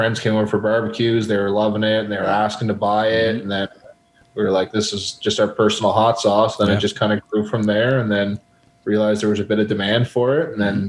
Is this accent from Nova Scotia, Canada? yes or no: yes; Halifax, Nova Scotia, Canada; moved away as an adult; now in Calgary, Canada; I'm from Halifax originally, and been in Calgary for 10 years now.